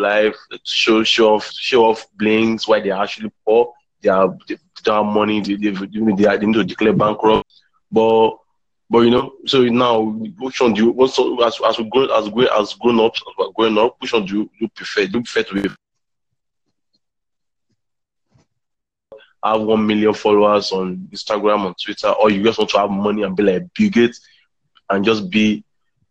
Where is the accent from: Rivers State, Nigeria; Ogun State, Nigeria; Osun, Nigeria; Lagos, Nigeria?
Lagos, Nigeria; I'm from Nigeria, from Lagos, Nigeria.